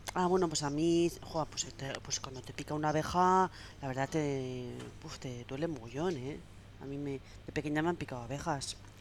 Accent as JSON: {"language": "Spanish", "region": "Basque Country", "country": "Spain", "said": "buena vasca que soy"}